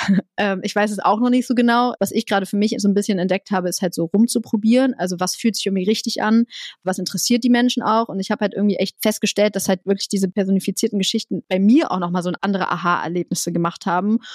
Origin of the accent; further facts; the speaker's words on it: Bremen, Germany; moved away; ich komme aus Bremen